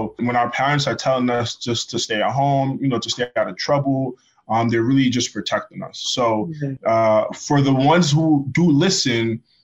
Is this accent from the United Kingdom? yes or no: no; New York City, New York, United States; first language Malinke; also born or lived in Guinea / Connecticut; I grew up in the Bronx